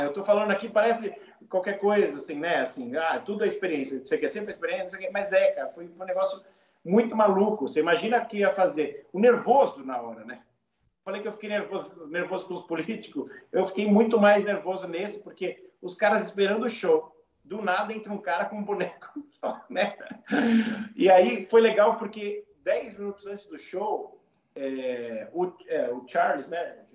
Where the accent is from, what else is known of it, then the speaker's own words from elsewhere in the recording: Brazil; sou do Brasil.